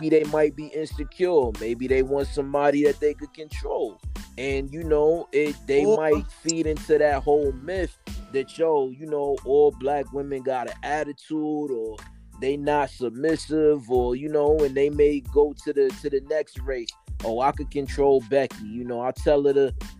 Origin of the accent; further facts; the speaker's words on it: New York, United States; now in Houston, United States; I'm from Spanish Harlem